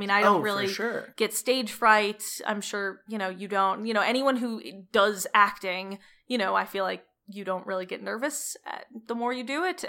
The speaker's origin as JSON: {"language": "English", "town": "Cleveland", "region": "Ohio", "country": "United States", "said": "So I'm originally from Cleveland, Ohio."}